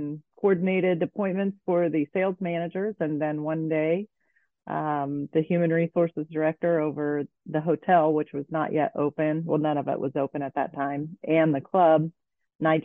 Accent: Kokomo, Indiana, United States; also born or lived in Vail, Colorado; I grew up in a manufacturing town called Kokomo

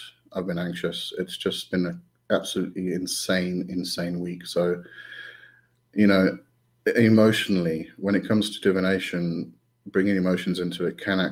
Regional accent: South Africa; I'm from South Africa

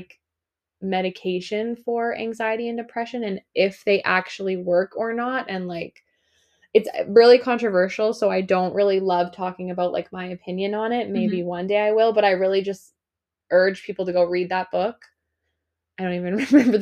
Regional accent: North Vancouver Island, British Columbia, Canada; I grew up on Vancouver Island, and we're the North End

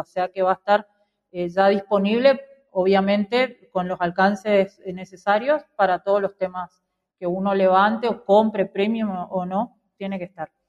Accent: Argentina

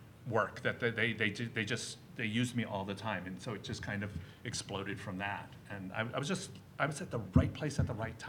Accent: Washington, District of Columbia, United States; moved away as an adult; now in Los Angeles, United States

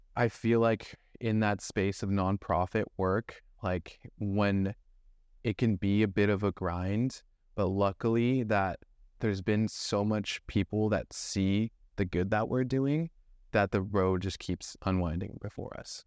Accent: Thousand Oaks, California, United States; also born or lived in Camp Pendleton, California; I was born and raised in Thousand Oaks, California, which is a small little suburb in Ventura County

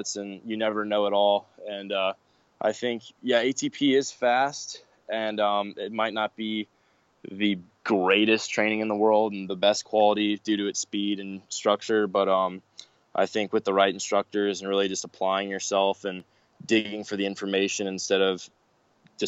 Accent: Georgia, United States; also born or lived in East Coast; now in Arizona, United States; I'm from Georgia

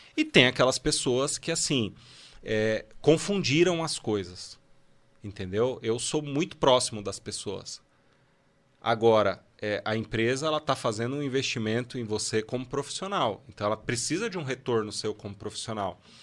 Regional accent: Guarulhos, São Paulo, Brazil; eu nasci em Guarulhos

